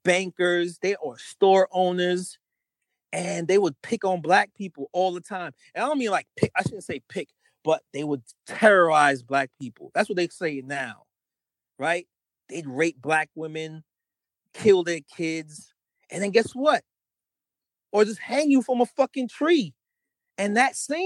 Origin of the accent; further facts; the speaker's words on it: Jamaica; now in New York, United States; I'm fucking Jamaican